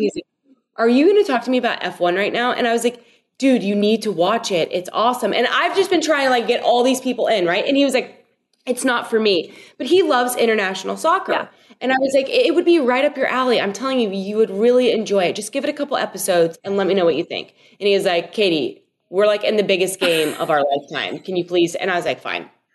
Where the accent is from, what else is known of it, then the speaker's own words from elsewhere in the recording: Louisville, Kentucky, United States; got to play there for my my hometown team